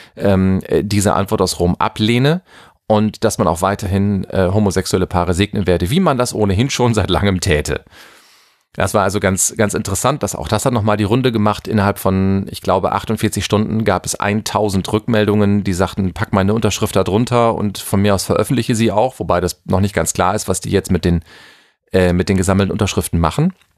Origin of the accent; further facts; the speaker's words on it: Germany; bei uns in Deutschland